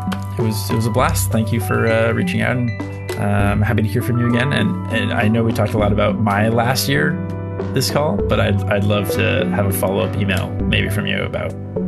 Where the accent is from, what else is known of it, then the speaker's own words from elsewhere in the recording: Seattle, Washington, United States; I'm from Seattle